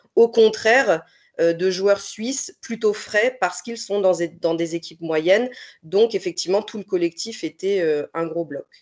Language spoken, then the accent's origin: French; France; je suis française